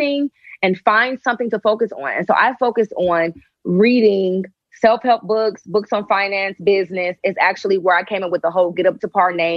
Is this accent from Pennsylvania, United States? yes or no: no; Shaker Heights, Ohio, United States; moved away as an adult; also born or lived in Atlanta; I'm from Shaker as well. So he was going to school there when I was going to school there.